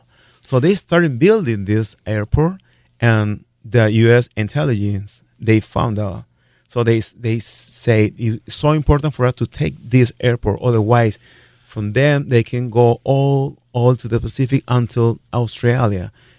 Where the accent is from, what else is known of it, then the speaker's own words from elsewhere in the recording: Lima, Peru; moved away as an adult; also born or lived in Worthington, Minnesota; now in Sioux Falls, United States; I am from Lima, Peru.